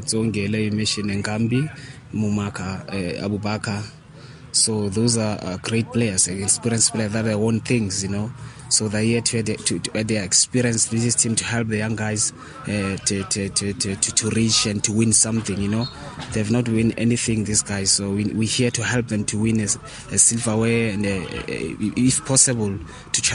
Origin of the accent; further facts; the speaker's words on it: Polokwane, Limpopo, South Africa; moved away; also born or lived in Soweto; That's why I end up here in Bulukwan, because this is my hometown.